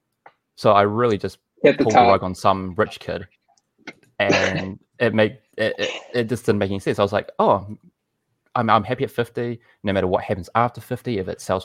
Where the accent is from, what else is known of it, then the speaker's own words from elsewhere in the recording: New Zealand; I'm from New Zealand